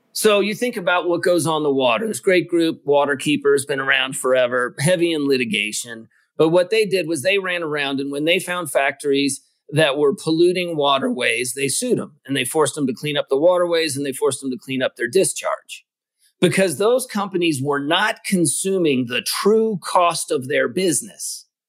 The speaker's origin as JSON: {"language": "English", "region": "Kentucky", "country": "United States", "tie": "born or raised there", "said": "I grew up in Kentucky"}